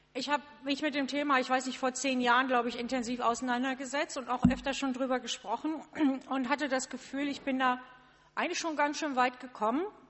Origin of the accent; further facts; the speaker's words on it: a village near Cuxhaven, Lower Saxony, Germany; ich komme, ähm, wie gesagt, außerhalb von Cuxhaven, zehn Kilometer entfernt, ein kleines Dorf